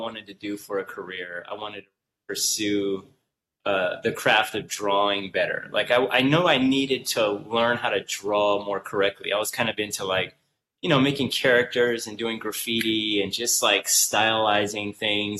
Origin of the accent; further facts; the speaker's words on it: Southern California, United States; I came from Southern California. I was born and raised here